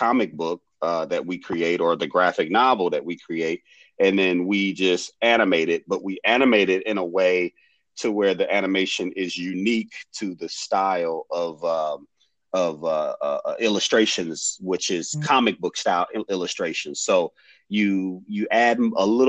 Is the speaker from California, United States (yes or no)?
no; Detroit, Michigan, United States; also born or lived in Harper Woods, Michigan / Oakland County, Michigan; I grew up on the east side on Gratiot and Connor area on a street called Christie